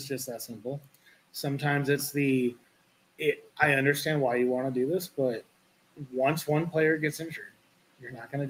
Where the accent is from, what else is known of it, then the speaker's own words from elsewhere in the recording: Schoharie, New York, United States; I grew up in Schoharie